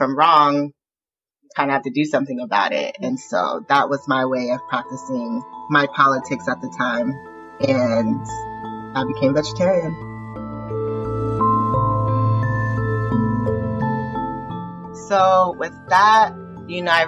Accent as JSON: {"language": "English", "region": "Southern California", "country": "United States", "tie": "born or raised there", "said": "I grew up in the Southern California punk scene"}